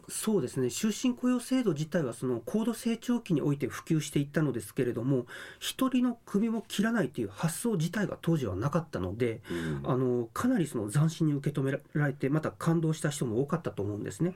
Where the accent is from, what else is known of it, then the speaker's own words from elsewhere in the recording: Okayama, Japan; now in Okinawa, Japan; 出身は岡山県です